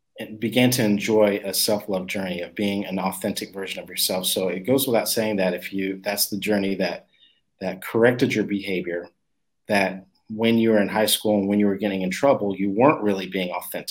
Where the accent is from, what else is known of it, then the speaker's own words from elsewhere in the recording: Texas, United States; now in Dallas, United States; I grew up in Texas I'm in Dallas now, but I've been all over the place.